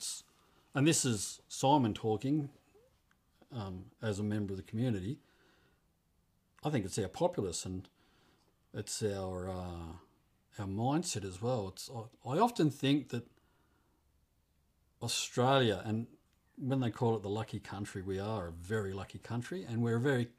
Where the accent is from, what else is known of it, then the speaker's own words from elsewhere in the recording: England, United Kingdom; now in United States; We came over from England, and I just cannot imagine my life over there in comparison to the freedoms and the environment we live in over here.